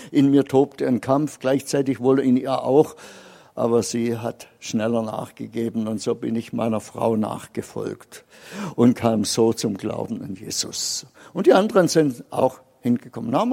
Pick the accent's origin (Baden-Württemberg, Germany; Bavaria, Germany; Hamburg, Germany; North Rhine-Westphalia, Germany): Baden-Württemberg, Germany; als Schwabe ist ein bisschen geizig und das habe ich bei mir auch erkannt.